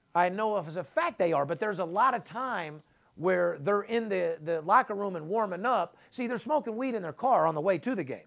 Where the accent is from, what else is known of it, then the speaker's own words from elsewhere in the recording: Las Vegas, Nevada, United States; third generation, born and raised in Las Vegas